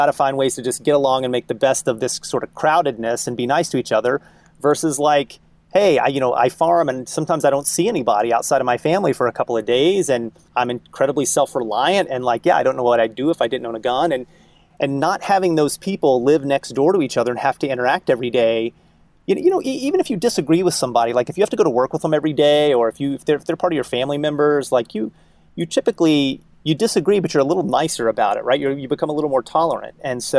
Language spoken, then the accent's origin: English; Kentucky, United States; now in Boston, United States; I grew up in Kentucky, right? So I understand the mindset of, someone who lives in a very rural place